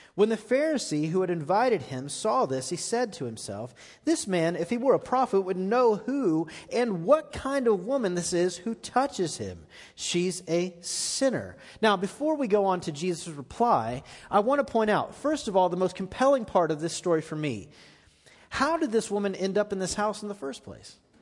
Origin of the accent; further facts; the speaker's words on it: Florida, United States; now in Middle Tennessee, United States; I grew up in Florida